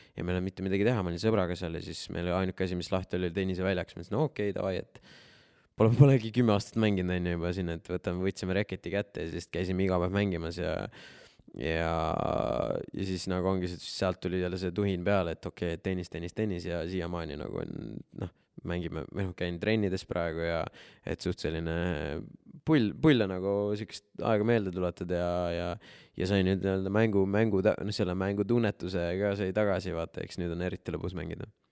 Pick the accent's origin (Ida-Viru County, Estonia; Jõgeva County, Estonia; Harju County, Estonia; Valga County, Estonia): Jõgeva County, Estonia; Jõgeva; moved away; ma olen ise Jõgevalt pärit